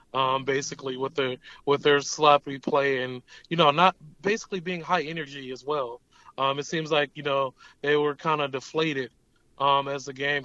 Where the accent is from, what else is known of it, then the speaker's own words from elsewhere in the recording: Milwaukee, Wisconsin, United States; I was born and raised here in Wisconsin and Milwaukee, but I have family in Chicago. So basically, I was in Chicago almost every weekend